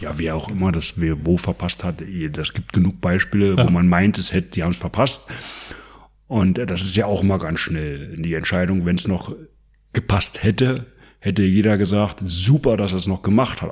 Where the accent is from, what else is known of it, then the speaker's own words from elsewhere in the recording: East Germany, Germany; bei uns in der DDR